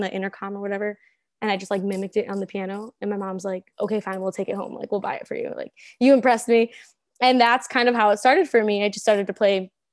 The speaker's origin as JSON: {"language": "English", "town": "Cicero", "region": "Illinois", "country": "United States", "said": "I'm from this, I would say the suburbs, but it's like borderline Chicago. So the Cicero Berwyn area."}